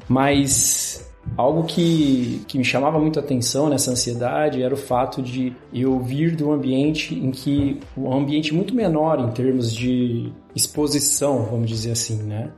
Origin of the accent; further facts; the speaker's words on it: Mogi Guaçu, São Paulo, Brazil; moved away as an adult; also born or lived in Batatais, São Paulo / Campinas; now in Berlin, Germany; Eu nasci em Batatais, interior de São Paulo, mas eu cresci em Mogi Guaçu